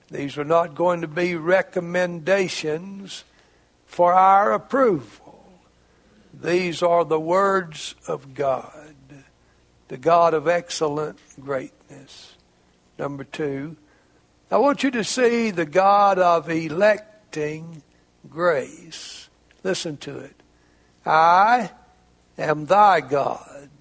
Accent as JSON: {"language": "English", "region": "Arkansas", "country": "United States", "said": "It's not just because I'm a Razorback from Arkansas."}